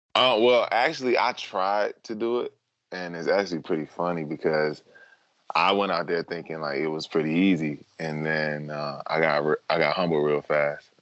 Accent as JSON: {"language": "English", "town": "Durham", "region": "North Carolina", "country": "United States", "tie": "born or raised there", "said": "growing up in North Carolina"}